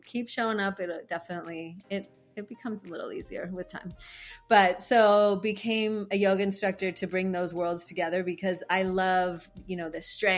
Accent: Canada; moved away as an adult; now in Hawaii, United States; I'm originally from Canada

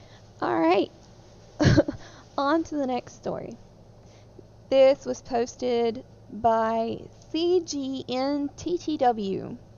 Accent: Midwest, United States; I grew up in the Midwest, and I don't know if anyone outside the Midwest knows this

